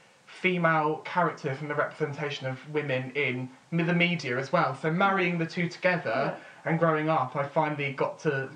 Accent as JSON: {"language": "English", "town": "Portsmouth", "region": "South East England", "country": "United Kingdom", "tie": "born or raised there", "said": "growing up in Portsmouth as a teenager"}